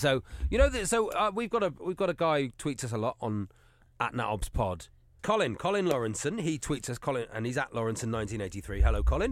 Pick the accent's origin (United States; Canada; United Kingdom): United Kingdom; Newton Abbot, South West England; I am from Pit Devon, pl-, a place called Newton Abbott